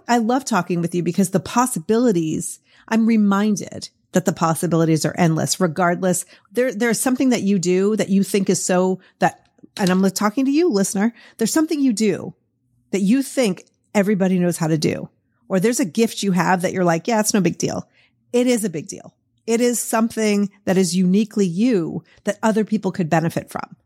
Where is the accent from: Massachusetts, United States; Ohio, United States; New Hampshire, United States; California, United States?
Massachusetts, United States; Boston; accent: Boston; my Boston accent